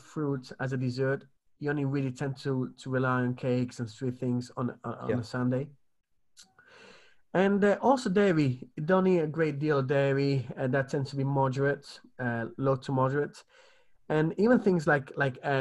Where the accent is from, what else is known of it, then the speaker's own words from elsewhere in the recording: Italy; moved away; I grew up in the Mediterranean